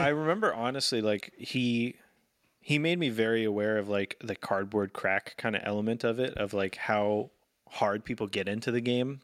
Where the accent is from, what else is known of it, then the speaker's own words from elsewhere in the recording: Sacramento, California, United States; when I grew up in Sacramento